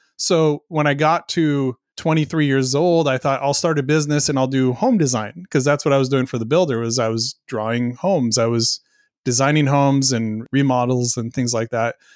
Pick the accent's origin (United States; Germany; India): United States; coast of Oregon; moved away; also born or lived in Southwest Washington; about an hour away from where I grew up in the coast of, of Oregon